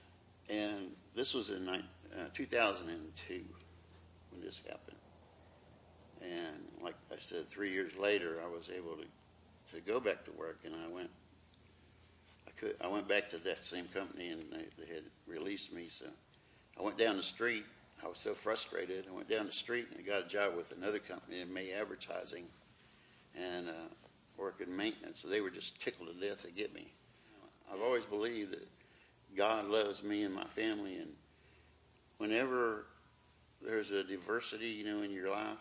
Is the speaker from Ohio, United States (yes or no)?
yes; Ohio, United States; also born or lived in Fort Worth, Texas; now in Texas, United States; Came from my hometown, or my home state, Ohio